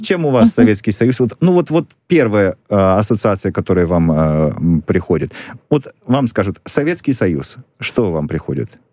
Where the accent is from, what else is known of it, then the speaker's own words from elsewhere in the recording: Vinnytsia, Vinnytsia Oblast, Ukraine; я родился в Виннице, на Украине